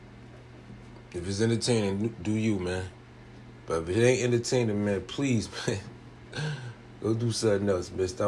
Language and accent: English; New Jersey, United States; I'm from Biloxi, New Jersey